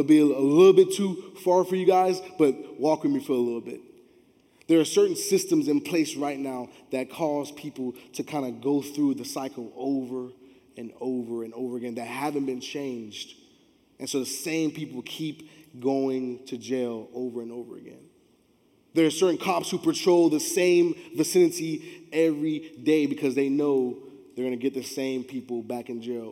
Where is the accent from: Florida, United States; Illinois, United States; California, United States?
Florida, United States; Miami; I grew up in Miami